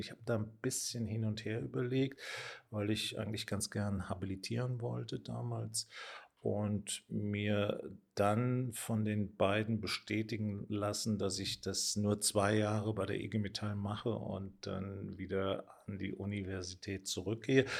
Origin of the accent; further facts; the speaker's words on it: Mayen, Rhineland-Palatinate, Germany; bin in Main in der Eifel geboren. Das ist unweit von Bonn, aber auch nicht so ganz weit von der luxemburgisch-belgischen Grenze entfernt.